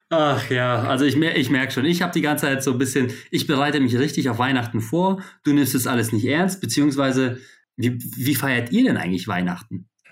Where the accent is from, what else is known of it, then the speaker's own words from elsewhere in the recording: Poland; moved away; dass ich gebürtig aus Polen komme